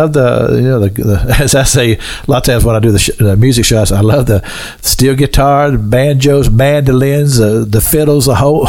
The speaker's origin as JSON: {"language": "English", "region": "Kentucky", "country": "United States", "tie": "born or raised there", "said": "I grew up in Kentucky"}